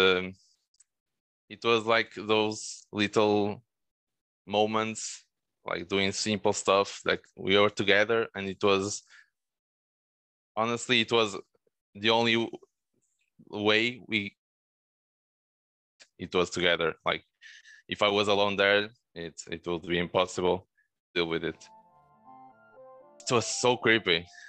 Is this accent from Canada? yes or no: no; Porto, Norte, Portugal; born there; I live in Porto right now. I was born here in Porto, and I'm currently here.